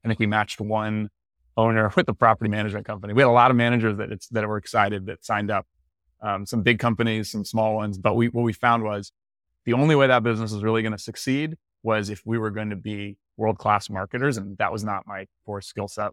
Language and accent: English; Tallahassee, Florida, United States; also born or lived in San Francisco; now in Santa Rosa Beach, United States; I'm from Tallahassee, Florida originally